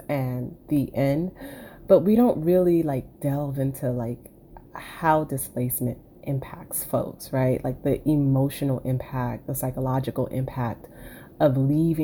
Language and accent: English; Miami, Florida, United States; I was born and raised in Miami, 305 till I die, like born and raised in the county of Dade